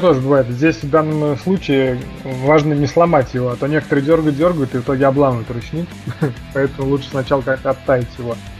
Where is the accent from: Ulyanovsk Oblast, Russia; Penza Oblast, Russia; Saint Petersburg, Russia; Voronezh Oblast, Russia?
Penza Oblast, Russia; Penza; я родился в Пензе